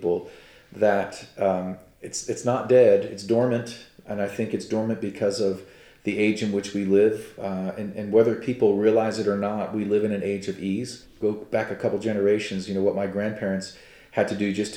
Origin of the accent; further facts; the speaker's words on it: United States; as an American and as a Cherokee